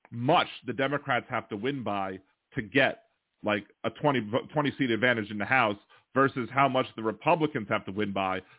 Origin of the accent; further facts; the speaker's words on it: Maryland, United States; So yeah, Maryland's, I'm from Maryland.